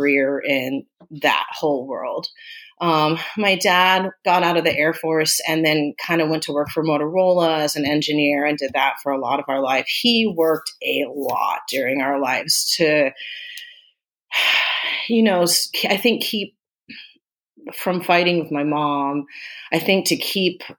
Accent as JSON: {"language": "English", "town": "Austin", "region": "Texas", "country": "United States", "tie": "born or raised there", "also_born_or_lived": "Germany", "said": "They got stationed in Austin, Texas, and that's where we were raised, was in Austin, Texas, from the time I was little on."}